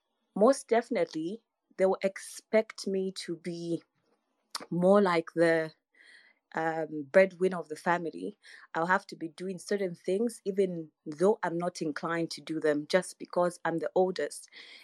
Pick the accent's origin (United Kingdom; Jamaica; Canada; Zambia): Zambia; I'm from Zambia.